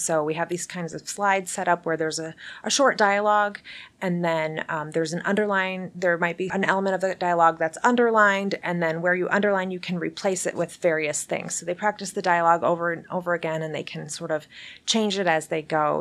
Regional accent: United States; also born or lived in Belgium; as an American six-year-old

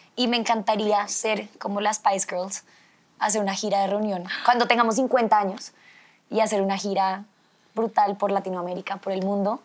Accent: Colombia; somos una belleza latina real

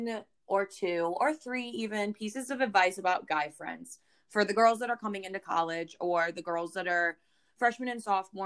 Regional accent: St. Louis, Missouri, United States; I grew up in St. Louis, Missouri

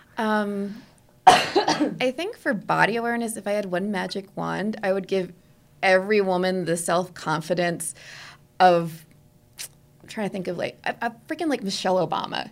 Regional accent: New Jersey, United States; moved away; I'm originally from New Jersey

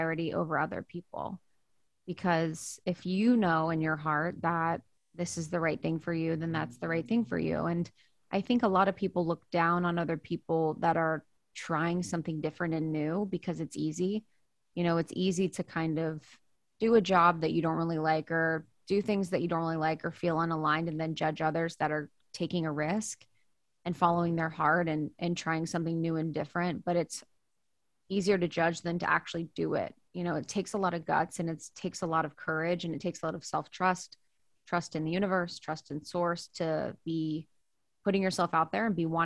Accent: Ohio, United States; also born or lived in New York; now in Los Angeles, United States; living where I grew up in Ohio

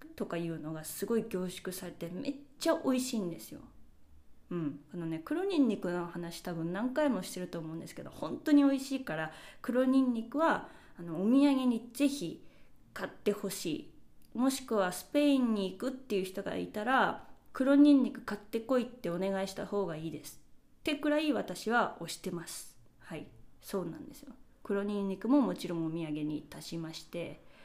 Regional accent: Japan; now in Spain; うちの実家のキッチンガスコンロなので

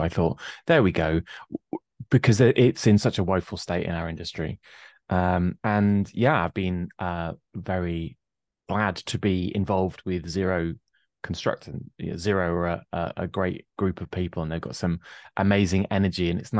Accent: England, United Kingdom; I always like to point out that I grew up in a rather shady estate with a violent crime rate four times the national average

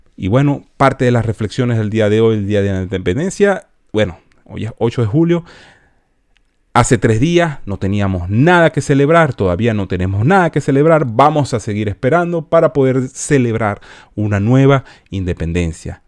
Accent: Venezuela; moved away; salí de Venezuela por cuestiones de socialismo

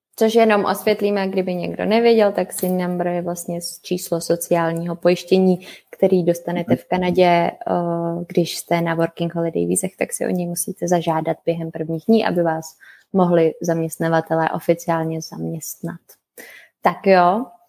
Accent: Czechia; moved away as an adult; also born or lived in Canada; u nás v Čechách

